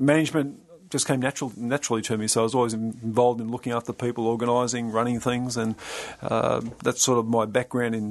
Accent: Sydney, New South Wales, Australia; moved away as an adult; now in Queensland, Australia; I'm very much a suburban boy in Sydney

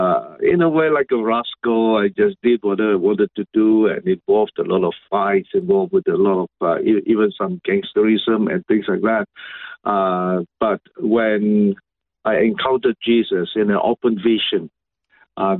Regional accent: Sabah, Malaysia; I was born and raised in Malaysia. Yes, it is Malaysia, which was known to be North Borneo

